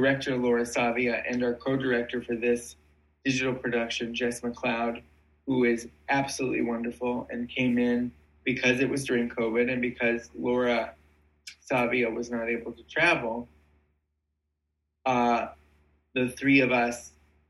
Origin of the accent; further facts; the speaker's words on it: Cleveland, Ohio, United States; I'm from Cleveland. And so obviously the Cleveland Playhouse has been very significant to my upbringing